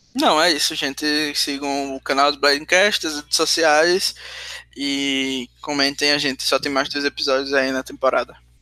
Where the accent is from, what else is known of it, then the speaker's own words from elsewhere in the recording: Sergipe, Brazil; accent: nordestino; eu sou de Sergipe